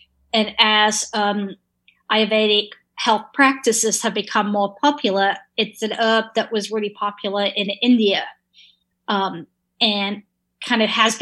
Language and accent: English; England, United Kingdom; moved away; I grew up in England